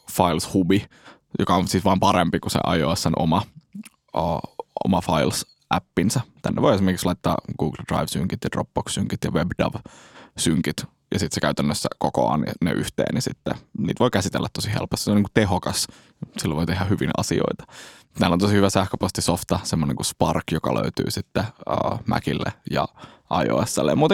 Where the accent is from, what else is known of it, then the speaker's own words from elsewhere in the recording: Helsinki, Uusimaa, Finland; tai olen Helsingistä kotoisin